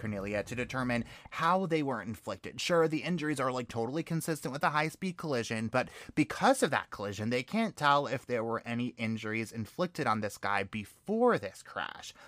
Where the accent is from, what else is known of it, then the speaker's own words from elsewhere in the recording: New York, United States; growing up in New York